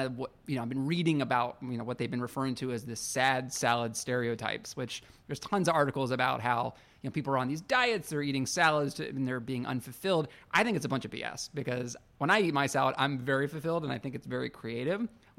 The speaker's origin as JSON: {"language": "English", "town": "Pittsburgh", "region": "Pennsylvania", "country": "United States", "tie": "born or raised there", "said": "So every salad that I've ever ordered for my entire life growing up in Pittsburgh"}